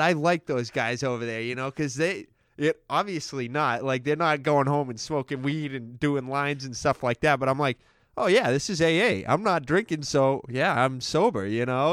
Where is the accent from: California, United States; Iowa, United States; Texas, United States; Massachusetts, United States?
Massachusetts, United States; Stoneham; was born and raised in Stoneham